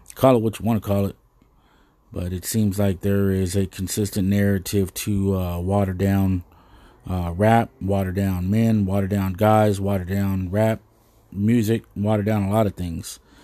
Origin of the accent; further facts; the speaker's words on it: United States; as an American